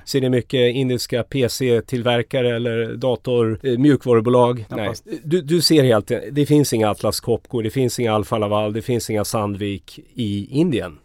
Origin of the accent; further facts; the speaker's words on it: Sweden; som svensk